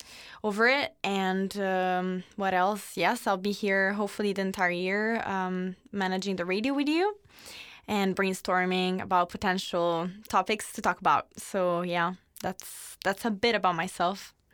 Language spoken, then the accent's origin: English; Italy; moved away as an adult; now in Leuven, Belgium; So this is my second year in Leuven. I'm from Italy and I'm studying sustainable development.